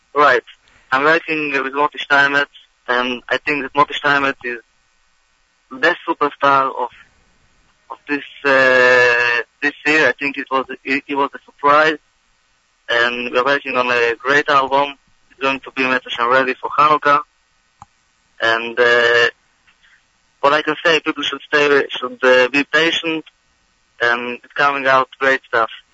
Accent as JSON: {"language": "English", "country": "Israel", "tie": "born or raised there", "moved": "yes", "lives_now": "United States", "said": "I'm originally from Eretz Yisrael"}